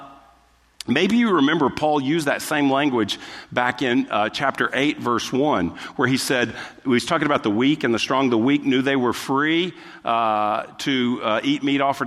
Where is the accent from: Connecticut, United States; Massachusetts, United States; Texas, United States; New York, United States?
Texas, United States; we're from the South, or we're from Texas, and so we kind of grew up with our manners